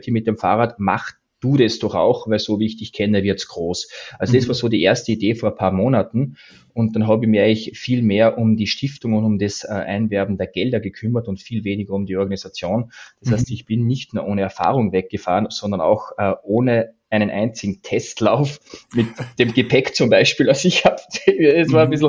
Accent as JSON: {"language": "German", "country": "Austria", "moved": "as an adult", "lives_now": "Stuttgart, Germany", "said": "Also wie man meinem Dialekt entnehmen kann, bin ich Österreicher. Ich wohne zwar seit vielen Jahren in Deutschland, in Stuttgart, aber ich"}